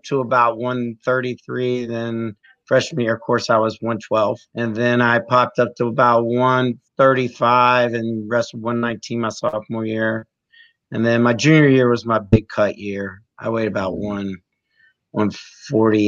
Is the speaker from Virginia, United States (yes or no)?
yes; Great Bridge, Virginia, United States; also born or lived in Portsmouth, Virginia; I moved to Great Bridge in fourth grade. Mm-hmm. And I moved from Portsmouth